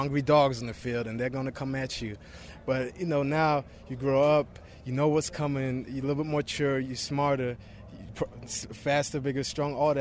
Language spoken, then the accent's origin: English; Germany; English is a second language; also born or lived in Boston College; now in United States; I'm from Germany